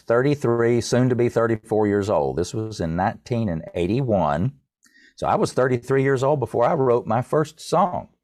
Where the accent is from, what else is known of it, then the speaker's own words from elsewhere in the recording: East Tennessee, United States; I grew up in East Tennessee in a musical family